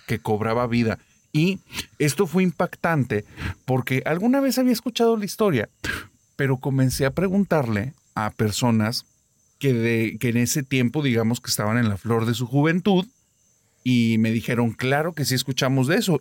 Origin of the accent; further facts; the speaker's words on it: Monterrey, Nuevo León, Mexico; aquí de mi tierra